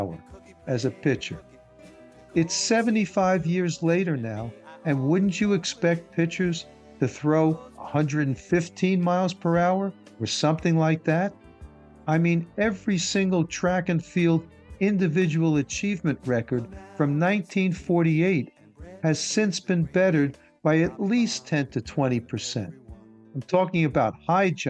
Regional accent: New York City, New York, United States; Growing up in New York City

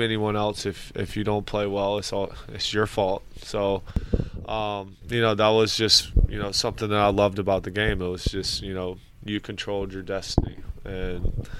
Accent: Columbia, South Carolina, United States; moved away as an adult; now in South Florida, United States; I grew up in Columbia, South Carolina

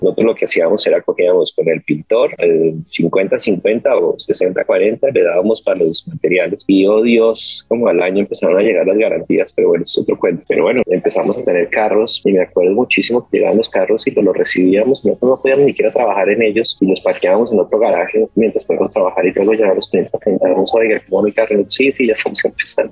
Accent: Colombia; moved away

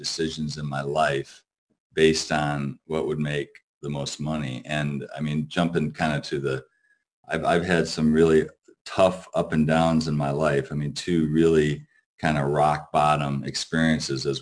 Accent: Battle Creek, Michigan, United States; I grew up in Michigan, so Battle Creek, which is the cereal capital of the world

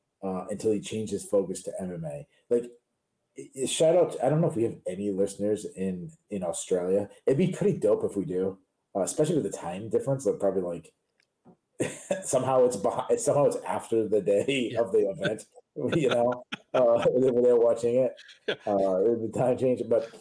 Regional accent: United States; obviously I'm American.

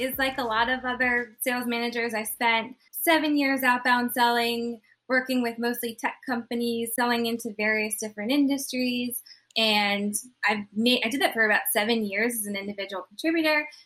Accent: Charleston, South Carolina, United States; I'm from Charleston, South Carolina

